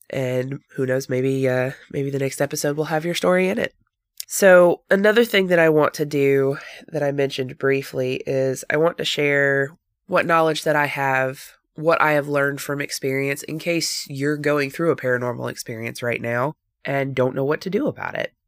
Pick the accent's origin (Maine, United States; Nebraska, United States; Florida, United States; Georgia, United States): Georgia, United States; Northwest; I was born and raised in Northwest Georgia, and I have lived here all of my life